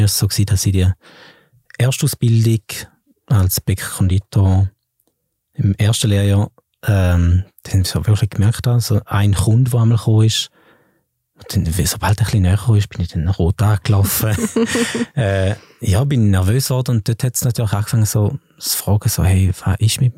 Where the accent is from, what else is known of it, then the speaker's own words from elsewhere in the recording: Flawil, St. Gallen, Switzerland; im Kraftort in Flawil, wo ich aufgewachsen bin